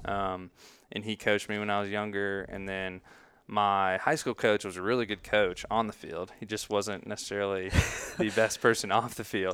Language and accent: English; Greenville, United States; I was born and raised here in Greenville